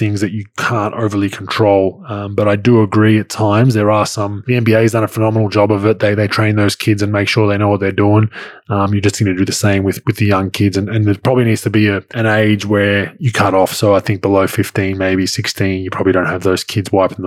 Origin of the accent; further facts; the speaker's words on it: Melbourne, Victoria, Australia; growing up in Melbourne